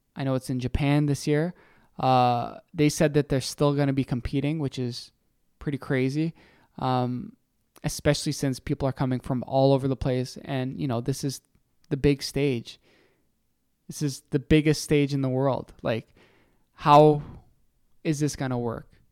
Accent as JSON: {"language": "English", "country": "Canada"}